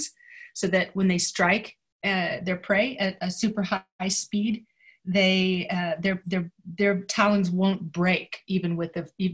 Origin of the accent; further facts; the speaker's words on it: Jackson, Wyoming, United States; I grew up in Jackson Hole, and so, you know, we sort of lived out in the Wyoming and the Rocky Mountain open spaces